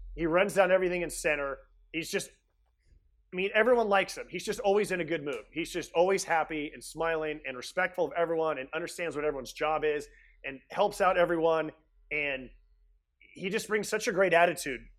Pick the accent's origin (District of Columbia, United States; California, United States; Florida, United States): California, United States; Bay Area; I grew up in the Bay Area